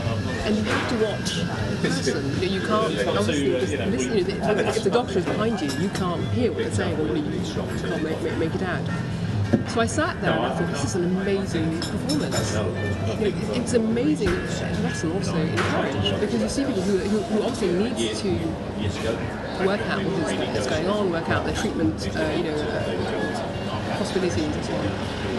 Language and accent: English; Brussels, Belgium; also born or lived in London; I was born in London, but I went to Brussels.